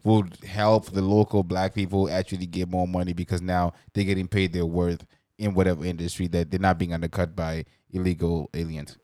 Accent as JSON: {"language": "English", "country": "Zimbabwe", "tie": "born or raised there", "moved": "yes", "lives_now": "Canada", "said": "growing up in Zimbabwe and being around Zimbabweans my whole life"}